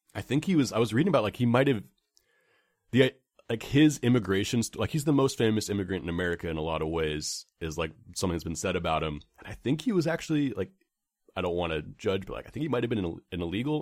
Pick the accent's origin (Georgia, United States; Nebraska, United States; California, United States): California, United States; San Francisco; I grew up right around the Castro Theater